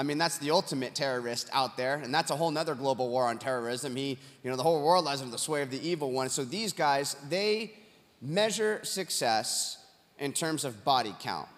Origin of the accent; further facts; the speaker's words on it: Huntington Beach, California, United States; my hometown, Huntington Beach, California